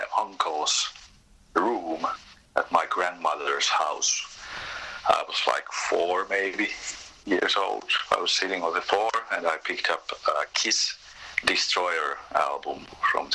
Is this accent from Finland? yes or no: yes; Tampere, Pirkanmaa, Finland; I was born in Tampere, that's the center in Finland